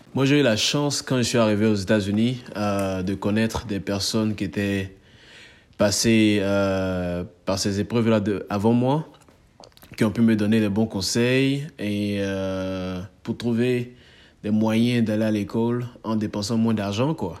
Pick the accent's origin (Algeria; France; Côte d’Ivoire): Côte d’Ivoire; moved away as an adult; now in United States; on est ivoirien, hein. on est ivoirien